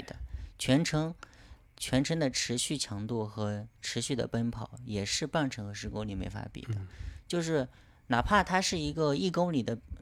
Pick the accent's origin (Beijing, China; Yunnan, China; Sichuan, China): Yunnan, China; Kunming; 来自云南昆明